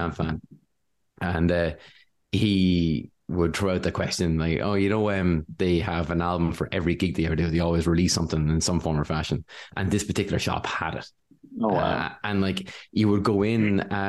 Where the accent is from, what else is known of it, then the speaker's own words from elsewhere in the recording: Wexford, Leinster, Ireland; I come from Wexford. We didn't have any comic book shops